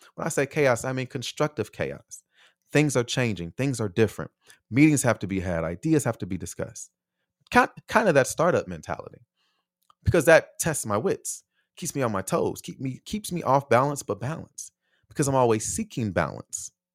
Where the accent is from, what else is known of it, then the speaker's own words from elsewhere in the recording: United States; moved away as an adult; also born or lived in Taiwan; here in my home country